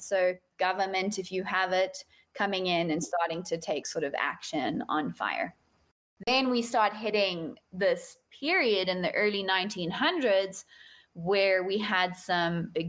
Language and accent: English; South Africa; now in United States; I am a South African living in the United States